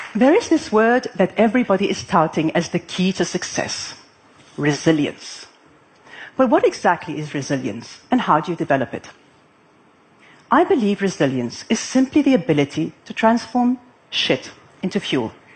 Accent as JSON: {"language": "English", "country": "Lebanon", "tie": "born or raised there", "moved": "as an adult", "lives_now": "Abu Dhabi, United Arab Emirates", "said": "I had grown up in my hometown of Lebanon"}